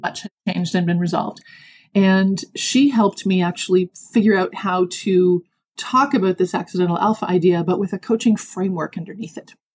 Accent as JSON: {"language": "English", "town": "Toronto", "region": "Ontario", "country": "Canada", "tie": "born or raised there", "also_born_or_lived": "Dallas, Texas", "said": "I was born and raised in Toronto, Canada, living mm-hmm. in Toronto for most of my adult life, except for that little sojourn in Texas."}